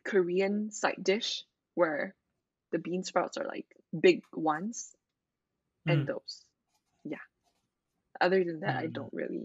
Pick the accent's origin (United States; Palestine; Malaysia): Malaysia; Penang; now in Kuala Lumpur, Malaysia; Where I live right now is a city called Kuala Lumpur, but I was born in Penang. That's my hometown